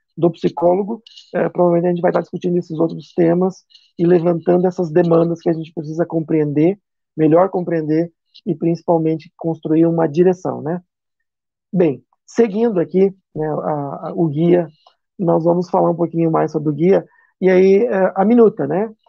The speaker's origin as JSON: {"language": "Portuguese", "town": "Chapecó", "region": "Santa Catarina", "country": "Brazil", "said": "aqui na minha região, sou de Chapecó"}